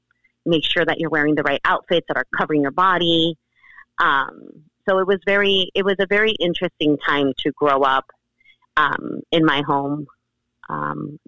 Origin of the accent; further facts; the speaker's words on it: Los Angeles, California, United States; I grew up in South Central in the 90s, in the 80s and 90s